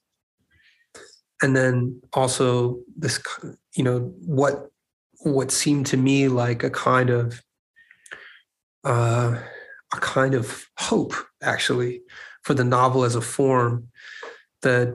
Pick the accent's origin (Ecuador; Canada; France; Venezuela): France; Paris, Île-de-France; moved away; I grew up in France, in Paris.